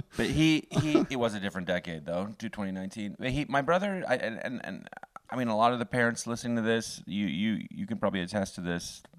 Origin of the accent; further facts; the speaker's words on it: Canada; being a Canadian